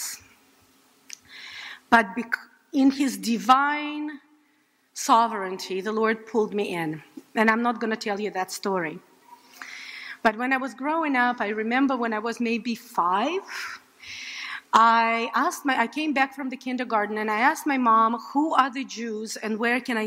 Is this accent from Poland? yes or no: no; Saint Petersburg, Russia; moved away; in St. Petersburg, Russia. I grew up in a very secular Jewish family